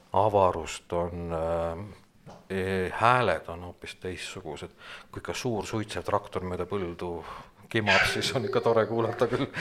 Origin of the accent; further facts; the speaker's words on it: Tartu, Tartu County, Estonia; moved away as an adult; now in Valga County, Estonia; põline tartlane